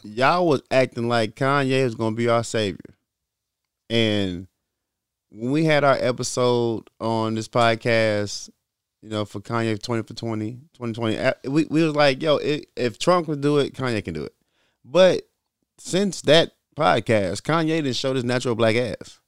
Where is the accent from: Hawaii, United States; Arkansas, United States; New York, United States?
Arkansas, United States; Little Rock; I'm from Little Rock